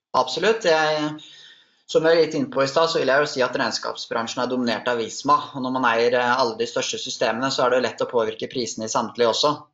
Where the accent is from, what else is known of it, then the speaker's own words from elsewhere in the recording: Oslo, Norway; Jeg er 29 eh, år fra Oslo